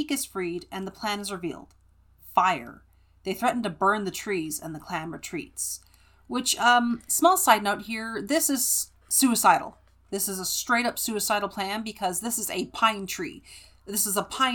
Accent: California, United States; I grew up in California

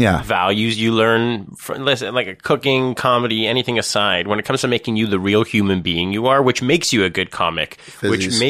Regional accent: Thornhill, Ontario, Canada; I actually grew up in Thornhill.

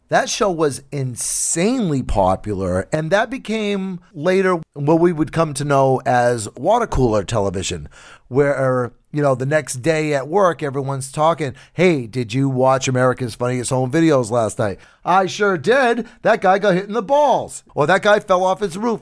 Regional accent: New Bedford, Massachusetts, United States; my hometown over here in New Bedford

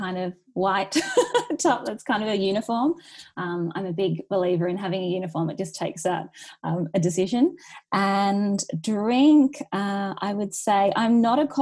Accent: Newcastle, New South Wales, Australia; moved away as an adult; also born or lived in Sydney; I'm originally from Newcastle. I moved to Sydney for 10 years when I got my first job.

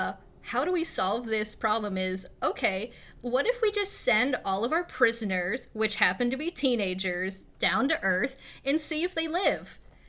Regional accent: Indiana, United States; We're from Indiana.

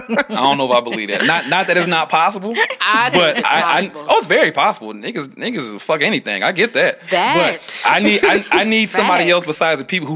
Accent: Benton Harbor, Michigan, United States; now in Lansing, United States; I grew up in Benton Harbor.

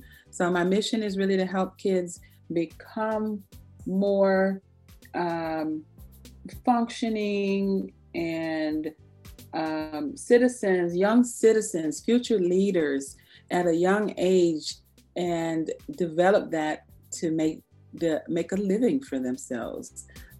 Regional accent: Maryland, United States; I grew up on Andrews Air Force Base, more of my teen years, and I had an awesome, awesome teenage run there at Andrews.

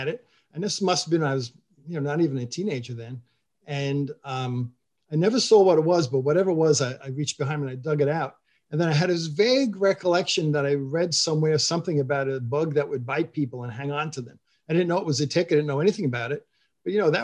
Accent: Montauk, New York, United States; I was born in New York City, but raised on Eastern Long Island in Montauk.

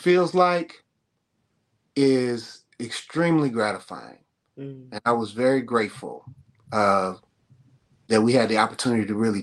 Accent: Chicago, Illinois, United States; I grew up in Chicago

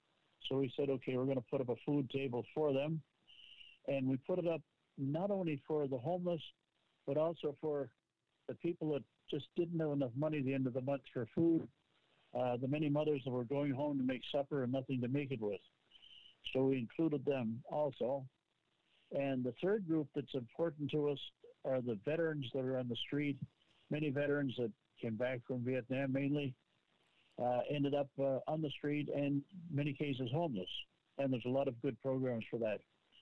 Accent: Nova Scotia, Canada; moved away; I came from Nova Scotia, from Cape Breton, and we moved here in 1985.

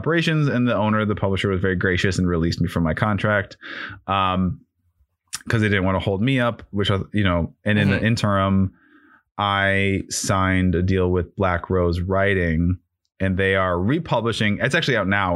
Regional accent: Chicago, Illinois, United States; moved away; And we're both originally from Chicago. I don't live there anymore, but we're both originally from Chicago.

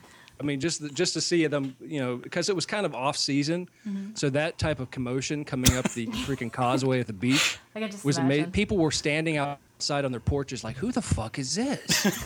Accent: Pittsburgh, Pennsylvania, United States; where I grew up in around Pittsburgh.

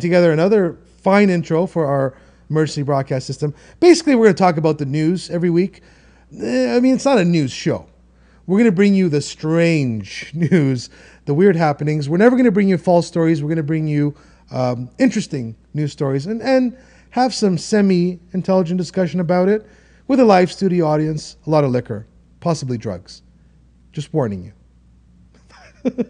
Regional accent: Toronto, Ontario, Canada; I'm from Toronto and I'm in Toronto, I am Toronto.

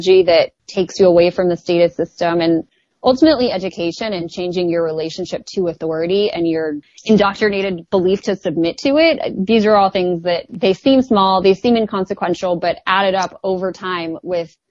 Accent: the Valley, California, United States; accent: Valley; I really am from the Valley

